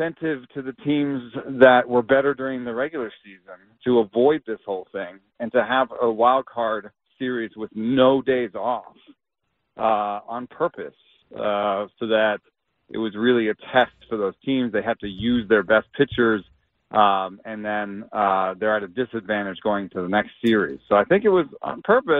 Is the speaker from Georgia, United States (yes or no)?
yes; Atlanta, Georgia, United States; I grew up in Atlanta